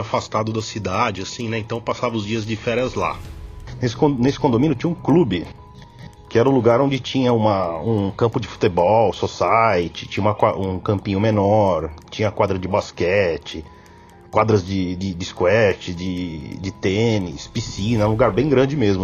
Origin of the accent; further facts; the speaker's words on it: São Paulo, Brazil; sou de São Paulo